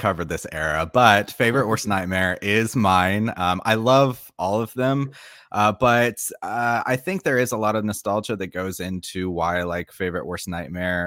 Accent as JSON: {"language": "English", "region": "Florida", "country": "United States", "moved": "as an adult", "lives_now": "South Korea", "said": "I am from Florida, and that's where we like went to university and everything like that. But for the past several years, I've actually been living in South Korea"}